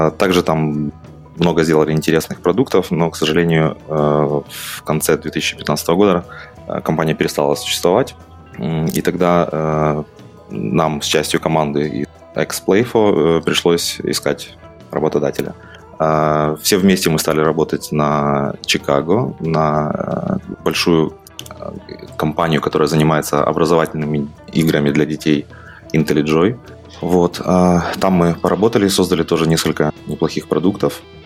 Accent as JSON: {"language": "Russian", "town": "Mykolaiv", "region": "Mykolaiv Oblast", "country": "Ukraine", "moved": "as an adult", "lives_now": "Kraków, Poland", "said": "Я из Украины изначально. А, жил я в городе Николаев на юге"}